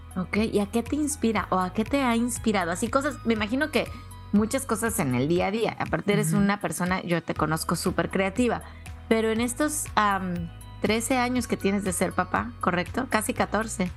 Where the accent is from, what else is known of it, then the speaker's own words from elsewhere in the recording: Mexico; yo soy originaria de México